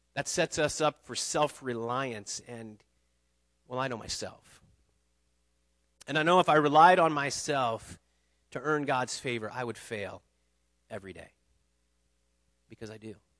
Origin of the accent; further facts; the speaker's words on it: United States; I'm an American.